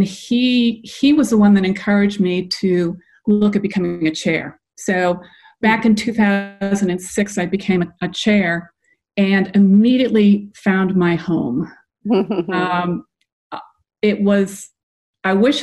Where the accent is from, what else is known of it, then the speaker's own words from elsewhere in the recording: New England, United States; now in Atlanta, United States; I'm originally from New England, so I remember that kind of cold weather